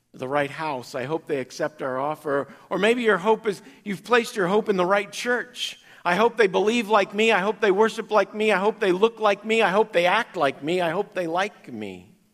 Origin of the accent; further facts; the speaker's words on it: Kansas, United States; growing up in Kansas